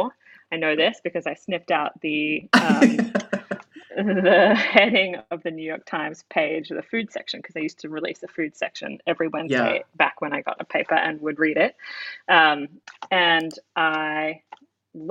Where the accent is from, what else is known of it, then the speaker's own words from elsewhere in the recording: Australia; as an Australian